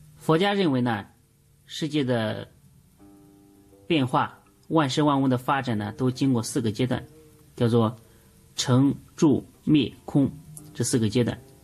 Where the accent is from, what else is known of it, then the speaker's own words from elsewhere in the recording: China; 我们中国人啊，无论做什么事情，无论说什么事情，永远讲究一阴一阳